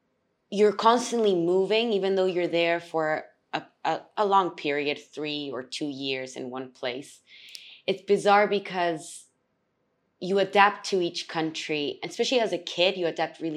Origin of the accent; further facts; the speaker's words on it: Chile; also born or lived in Peru; Yes, I am Chilean, but I was born in Peru.